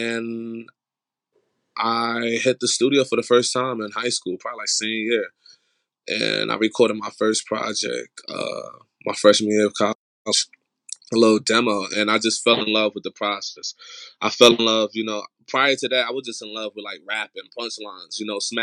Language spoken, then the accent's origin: English; Irvington, New Jersey, United States; moved away as an adult; now in New York, United States; I'm born and raised in New Jersey. Been there for most of my life. I recently just moved to New York.